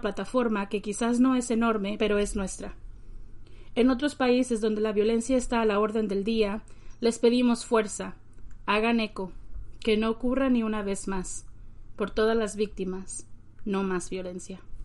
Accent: Nayarit, Mexico; como mexicanas, como nayaritas, como mujeres

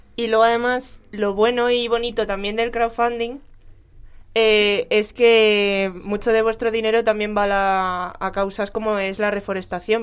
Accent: Canencia, Community of Madrid, Spain; el Good Folk que se celebra en Canencia, que como algunos saben es mi pueblo.

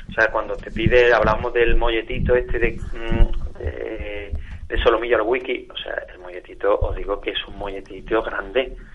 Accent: Málaga, Andalusia, Spain; also born or lived in Seville; nací en Sevilla pero crío en Málaga. Mi familia que es de Córdoba

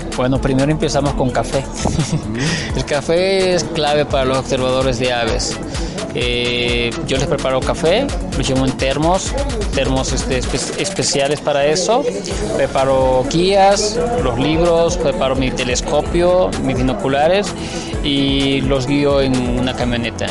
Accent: Veracruz, Mexico; now in Chiapas, Mexico; digo Chiapas porque ahí vivo, pero yo soy de Veracruz

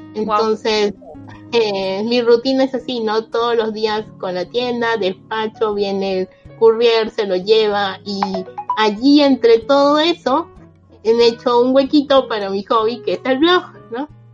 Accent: Peru; moved away as an adult; now in Japan; Yo soy peruana y vivo en Japón ya 12 años.

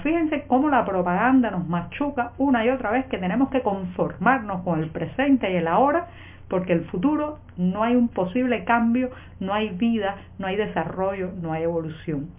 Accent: Cuba; cubana, periodista, ciudadana

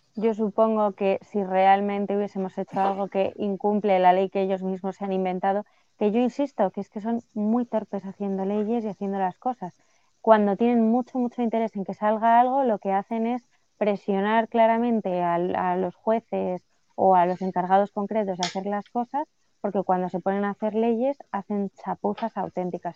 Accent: Spain; a mí como española

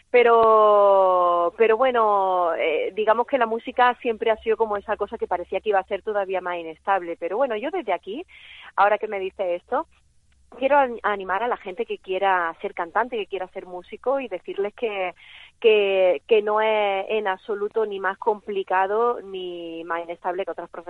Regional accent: Loja, Andalusia, Spain; born or raised there; moved away as an adult; also born or lived in Madrid; now in Barcelona, Spain

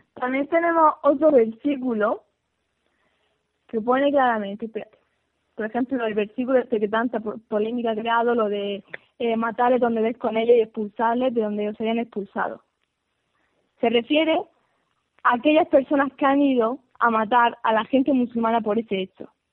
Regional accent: Spain; España, que es donde nací y donde vivo

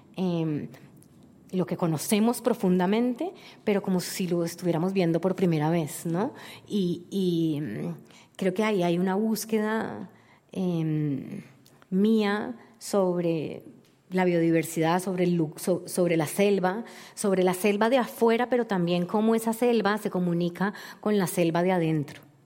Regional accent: Cali, Valle del Cauca, Colombia; para nosotros los colombianos y para mí como caleña

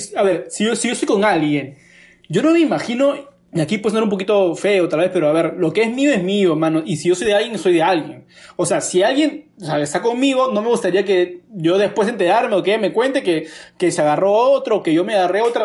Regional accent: Lima, Peru; como sociedad limeña

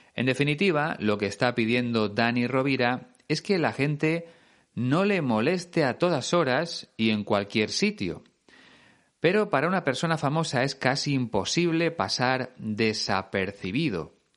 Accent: Spain; en España usamos el verbo hacer, hacer una foto

